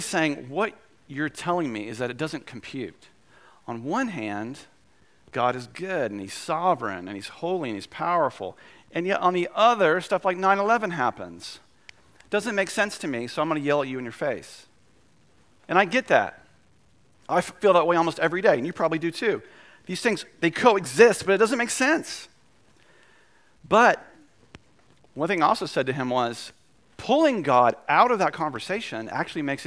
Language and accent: English; Winston-Salem, North Carolina, United States; downtown Winston, my hometown